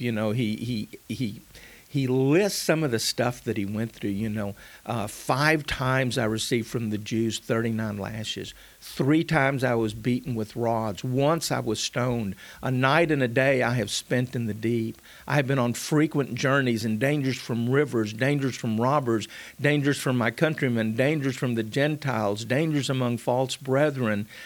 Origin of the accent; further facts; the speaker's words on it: Mission, Texas, United States; I was born in South Texas, a little town called Mission, just a few miles north of the Rio Grande.